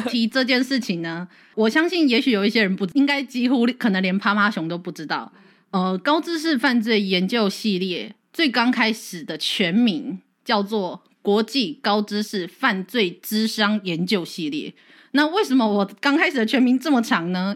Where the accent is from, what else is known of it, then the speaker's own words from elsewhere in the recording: Kaohsiung, Taiwan; 我是一个高雄人